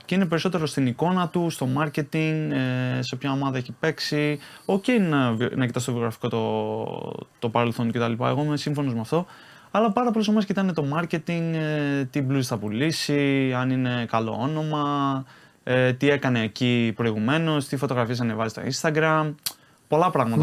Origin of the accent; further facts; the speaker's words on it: Patras, Western Greece, Greece; moved away as an adult; now in Italy; πάω πάτρα τώρα στην πόλη μου